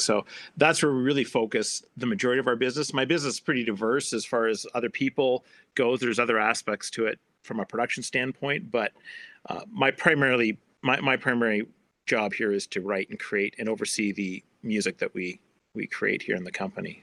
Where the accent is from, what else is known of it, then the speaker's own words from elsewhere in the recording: Canada; I'm a Canadian